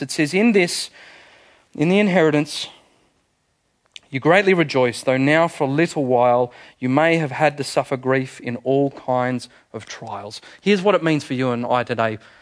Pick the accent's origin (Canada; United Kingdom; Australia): Australia; Manly, New South Wales; I was born in Manly Hospital